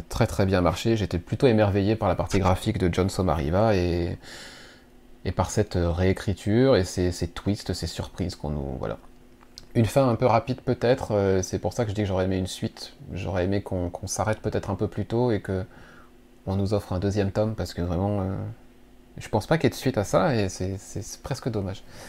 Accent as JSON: {"language": "French", "country": "France", "said": "chez nous en France"}